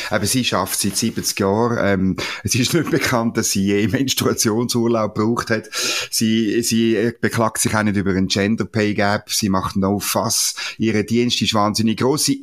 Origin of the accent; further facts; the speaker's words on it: Switzerland; Das können wir als Schweizer